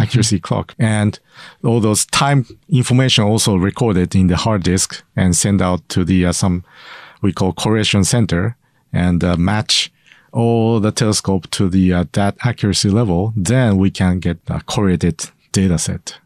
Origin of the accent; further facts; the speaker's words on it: Sendai, Miyagi, Japan; I grew up in Sendai.